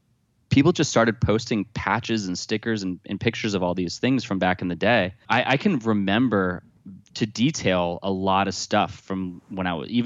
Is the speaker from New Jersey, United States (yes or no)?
yes; Jefferson, New Jersey, United States; I grew up in Jefferson, New Jersey, which is right off of Berkshire Valley Road, which is right off of Route 15